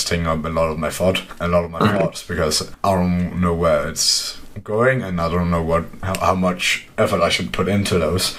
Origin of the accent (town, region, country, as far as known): Denmark; first language Danish; English is a second language